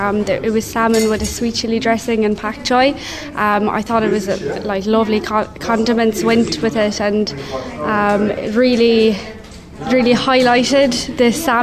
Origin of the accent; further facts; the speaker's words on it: Castlegregory, Munster, Ireland; I'm from Man School Nuan Letruig. That's in Castle Gregory.